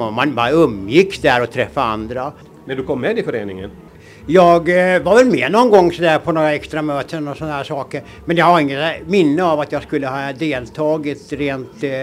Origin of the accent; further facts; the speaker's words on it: Åland, Finland; Det var ju ett alternativ till det som man upplevde hemma på Åland. Man var hemma på somrarna, och såg vad som hände där.